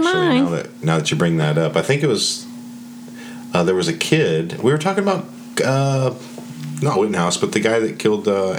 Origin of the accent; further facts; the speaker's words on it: Colorado, United States; I'm from Colorado